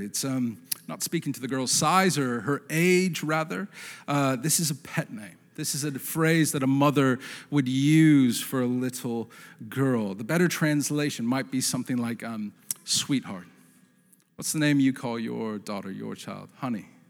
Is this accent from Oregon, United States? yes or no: yes; Portland, Oregon, United States; I grew up in the Portland area.